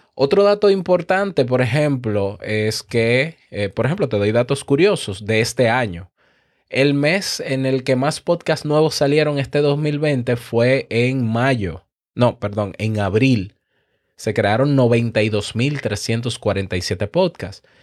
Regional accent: Dominican Republic; En mi país, ni hablar, República Dominicana

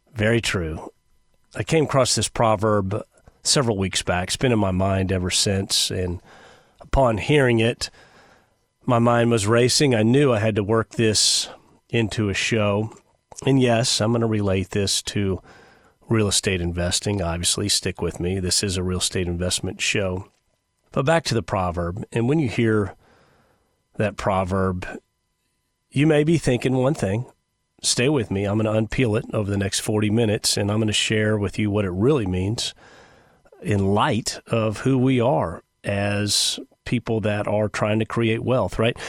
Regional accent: United States; Americans by nature, we are obedient people.

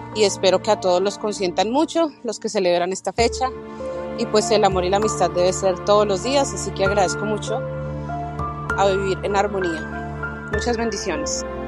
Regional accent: Colombia; now in Miami, United States; colombiana y vivo en Miami

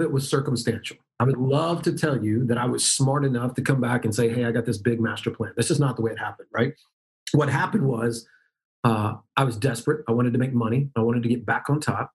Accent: Dallas, Texas, United States; moved away; also born or lived in Memphis, Tennessee / Boca Raton, Florida; born and raised in Dallas, but lived in Memphis for 10 years

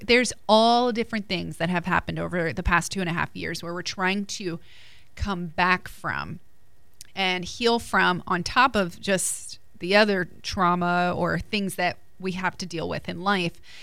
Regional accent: New Jersey, United States; I'm from Jersey

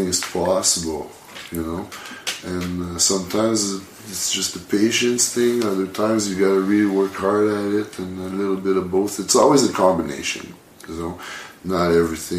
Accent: Quebec City, Quebec, Canada; I was born and raised in Quebec City, and so was Kelsey, my son. And being a Quebecois

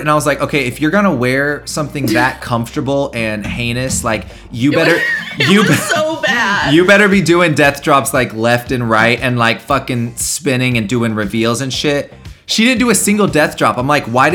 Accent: the South, United States; I grew up in the South

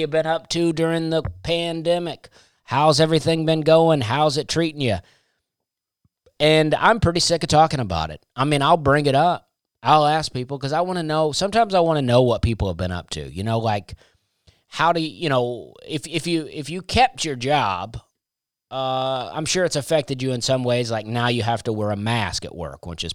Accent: Alabama, United States; I grew up in Alabama

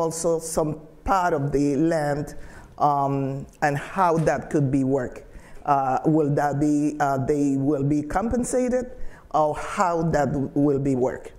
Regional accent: Trujillo, Colón, Honduras; moved away; I was born in Trujillo

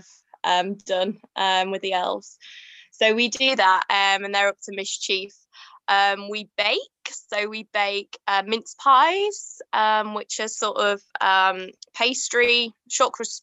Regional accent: Yorkshire and the Humber, United Kingdom; we're from Yorkshire

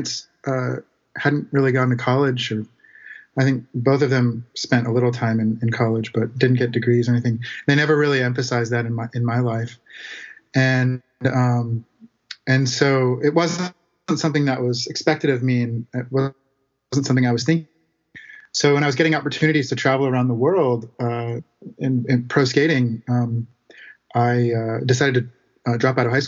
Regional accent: Santa Rosa, California, United States; I grew up in Santa Rosa, California, which for those of you who don't know is north of San Francisco

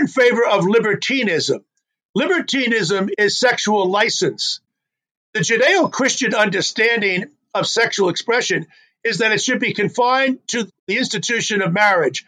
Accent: New York, United States; When I was a kid growing up in New York, back in the 1950s

